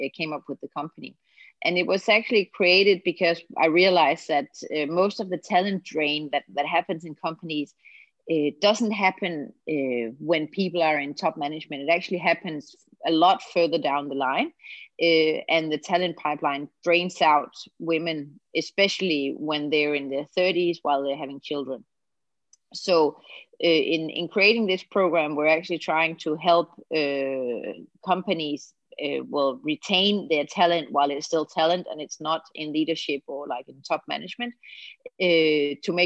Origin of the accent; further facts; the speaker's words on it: Denmark; from Denmark. I live in Copenhagen in Denmark